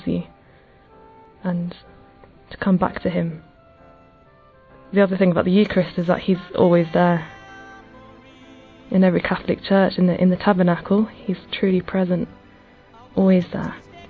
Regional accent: England, United Kingdom; I'm 25 and I'm from England.

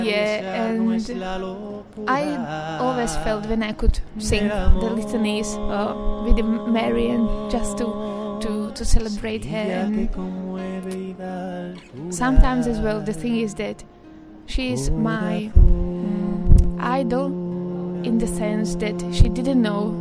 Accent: Slovakia; I'm from Slovakia

